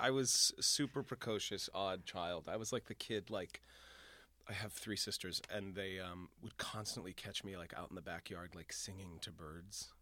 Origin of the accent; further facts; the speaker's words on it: Boston, Massachusetts, United States; moved away as an adult; now in New York, United States; I am from Boston